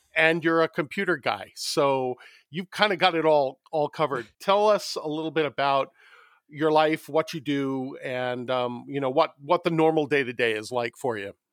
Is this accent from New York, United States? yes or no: yes; New York City, New York, United States; now in Los Angeles, United States; both my wife and I grew up in New York City